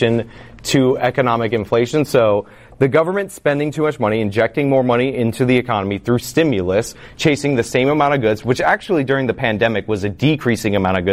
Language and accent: English; United States; I'm also an American